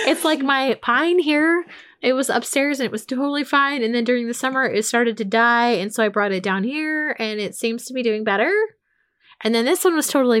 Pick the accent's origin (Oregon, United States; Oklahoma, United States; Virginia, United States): Oregon, United States; Portland; I grew up in Portland, Oregon